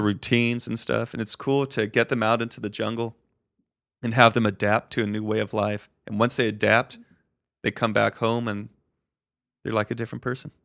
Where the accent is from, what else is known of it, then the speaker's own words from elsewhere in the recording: Colorado, United States; moved away as an adult; also born or lived in Arizona / Costa Rica; I grew up in Colorado